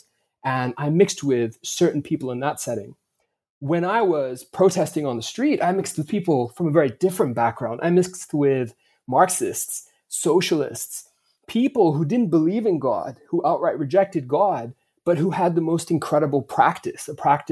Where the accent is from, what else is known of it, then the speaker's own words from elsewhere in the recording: Vancouver, British Columbia, Canada; I grew up in Vancouver. That's my hometown.